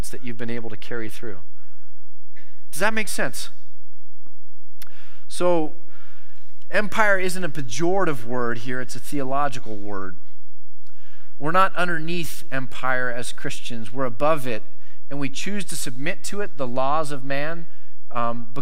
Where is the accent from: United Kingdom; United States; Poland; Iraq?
United States; I am an American